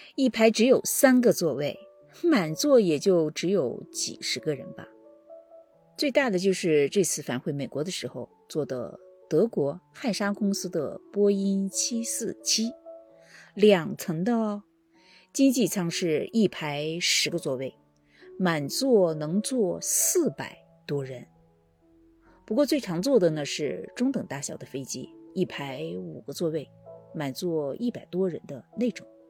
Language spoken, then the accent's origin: Chinese; Gansu, China; moved away as an adult; now in Washington, D.C., United States; 我的老家呢，是一个很小的位于秦岭西端的一个小城